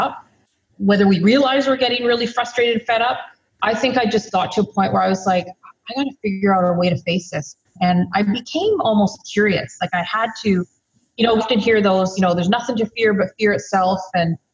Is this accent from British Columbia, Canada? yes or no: yes; Lower Mainland, British Columbia, Canada; also born or lived in Victoria, British Columbia; Born and bred in BC, so I'm pretty much a coastal girl through and through. Grew up right here in the Lower Mainland